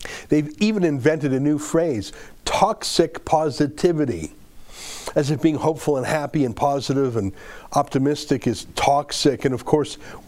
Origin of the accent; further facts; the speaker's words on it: Canada; I'm a Canadian